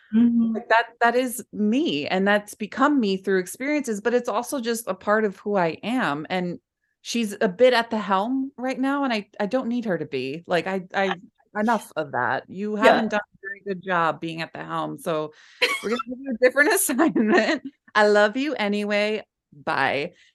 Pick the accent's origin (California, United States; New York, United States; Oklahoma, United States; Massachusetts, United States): New York, United States; Bronx; I grew up in the Bronx, and a lot of people are like, "Where's your Bronx, …?"